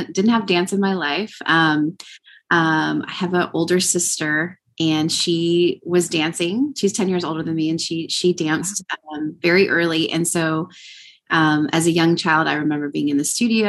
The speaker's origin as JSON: {"language": "English", "region": "Texas", "country": "United States", "tie": "born or raised there", "said": "growing up in Texas as a Mexican American"}